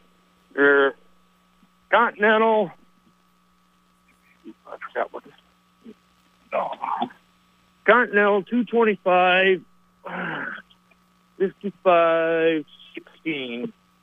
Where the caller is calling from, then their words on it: Highgate, Vermont, United States; This is … from Highgate.